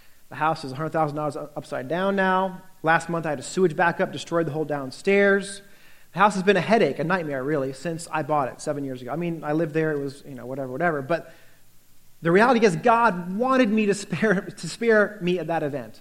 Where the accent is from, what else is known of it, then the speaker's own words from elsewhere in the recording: United States; also born or lived in Northern Virginia; as an American